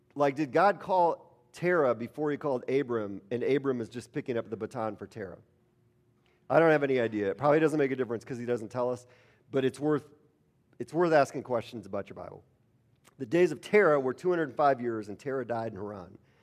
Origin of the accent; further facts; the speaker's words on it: Milwaukee, Wisconsin, United States; I grew up in Milwaukee